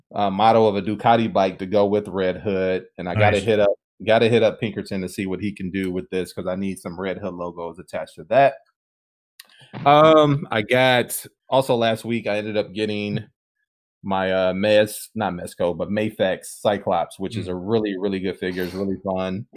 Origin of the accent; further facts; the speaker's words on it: Detroit, Michigan, United States; I'm from Detroit, so we got to rock the Piston colors here